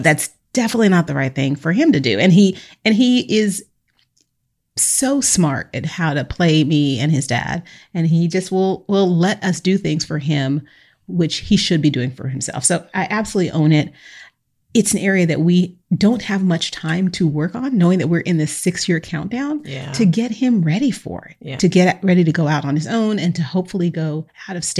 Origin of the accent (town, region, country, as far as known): Northern California, United States; born or raised there